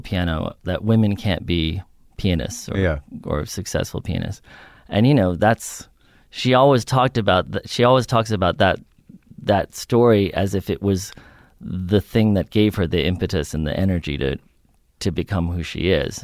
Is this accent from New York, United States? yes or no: yes; New York, United States; I grew up in New York on the Upper West Side